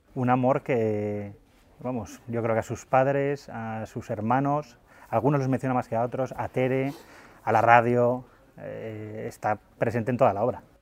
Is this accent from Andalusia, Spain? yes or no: no; Zaragoza, Aragon, Spain; yo soy de Zaragoza